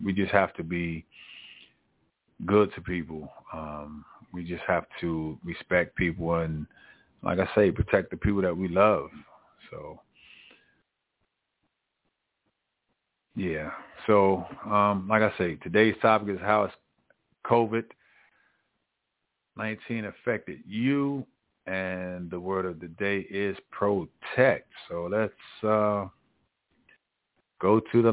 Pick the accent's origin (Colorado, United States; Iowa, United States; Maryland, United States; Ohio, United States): Maryland, United States; I'm from Maryland